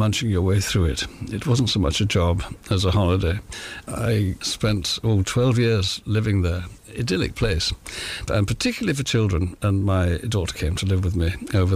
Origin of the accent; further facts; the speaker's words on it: St Austell, South West England, United Kingdom; moved away; I come from St Austell in Cornwall, the attractive part of Cornwall, of course